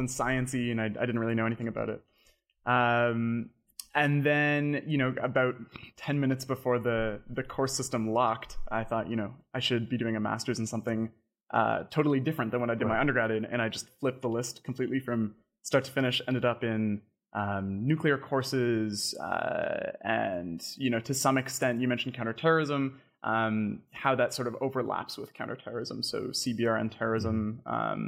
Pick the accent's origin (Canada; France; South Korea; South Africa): Canada; also born or lived in London, United Kingdom; I'm Canadian. I studied at the University of Toronto